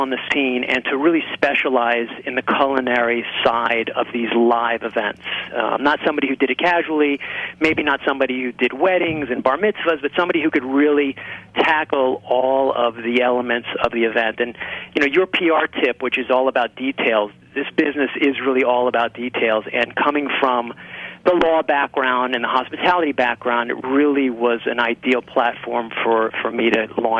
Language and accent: English; Miami, Florida, United States; I was born in Miami